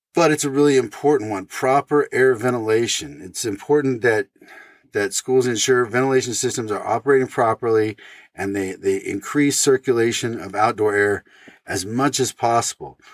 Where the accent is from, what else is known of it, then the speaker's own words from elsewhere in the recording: Oregon, United States; my home state of Oregon